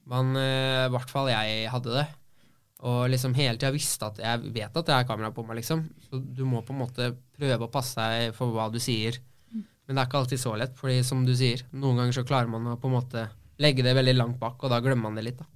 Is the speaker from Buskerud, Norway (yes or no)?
no; Oslo, Norway; also born or lived in Mysen, Indre Østfold; now in Fredrikstad, Norway; jeg er oppvokst på Ammerud